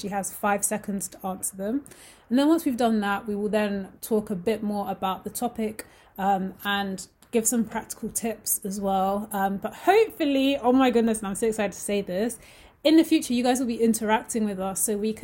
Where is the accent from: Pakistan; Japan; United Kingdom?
United Kingdom; I'm from the UK, but my nationality as well is Nigerian